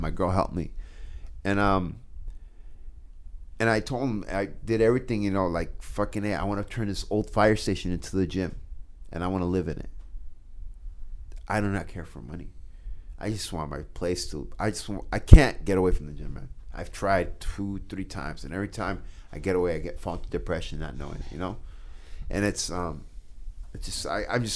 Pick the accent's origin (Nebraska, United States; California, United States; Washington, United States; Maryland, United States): Nebraska, United States; Schuyler; also born or lived in South Omaha, Nebraska; now in Omaha, United States; growing up in Skyler